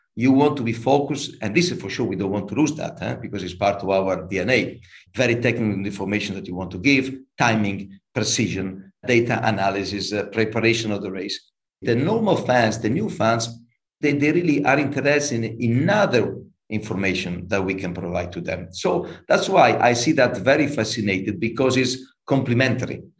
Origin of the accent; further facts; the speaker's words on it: Imola, Emilia-Romagna, Italy; I was born in Imola. So, for the ones that knows a little bit more about motorsport, Imola is a small city close to Bologna, north of Italy